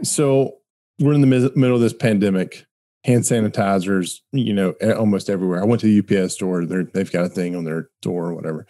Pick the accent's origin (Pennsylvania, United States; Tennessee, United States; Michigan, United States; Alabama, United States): Alabama, United States; I grew up in Alabama and we saw all sorts of redneck engineering that happened